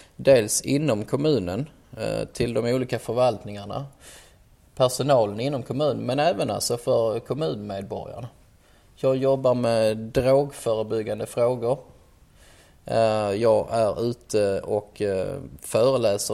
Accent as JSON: {"language": "Swedish", "town": "Ystad", "region": "Skåne", "country": "Sweden", "tie": "born or raised there", "also_born_or_lived": "Malmö", "moved": "as an adult", "lives_now": "Stockholm, Sweden", "said": "jag kommer från Skåne som de flesta hör och kommer ifrån eh, den fantastiskt trevliga staden Ystad, Wallanderstaden"}